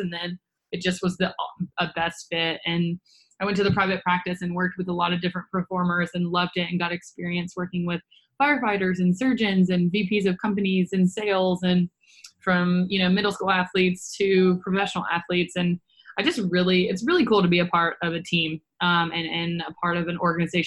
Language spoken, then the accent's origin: English; Nashville, Tennessee, United States; originally born and raised in Nashville, Tennessee